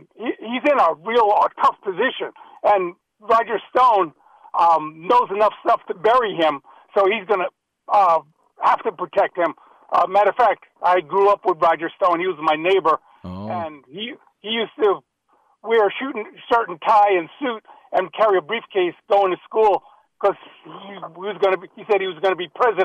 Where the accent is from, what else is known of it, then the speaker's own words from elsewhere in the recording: Lewisboro, New York, United States; Lewisboro, New York.